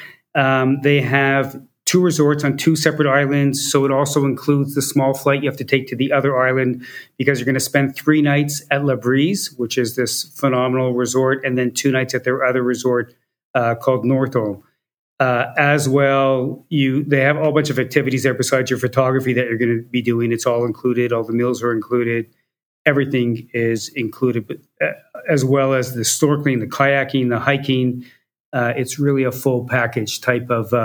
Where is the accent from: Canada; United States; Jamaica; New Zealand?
Canada; Montreal, Quebec; Montreal, my hometown